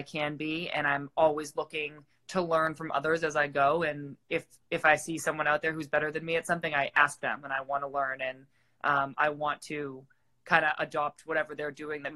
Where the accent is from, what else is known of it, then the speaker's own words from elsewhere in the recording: Massachusetts, United States; I'm from Massachusetts